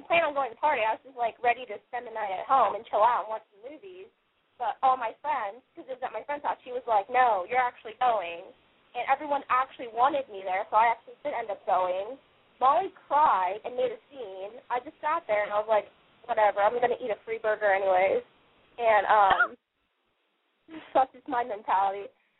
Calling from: California, United States; I'm from California.

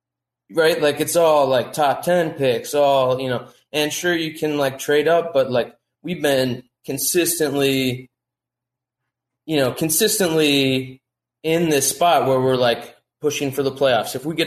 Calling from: Durham, North Carolina, United States; Durham, North Carolina.

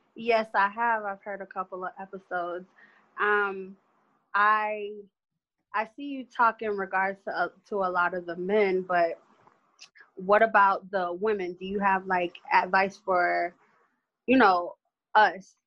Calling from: Miami, Florida, United States; I'm calling from Miami

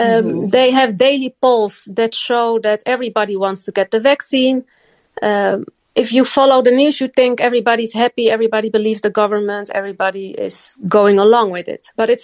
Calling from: Netherlands; From the Netherlands.

